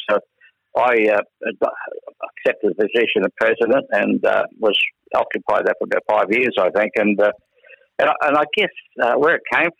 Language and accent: English; Queensland, Australia; I'm a Queenslander and I've been away from Queensland quite some years with the Air Force, and to return back to my home state at the probably end of my Air Force career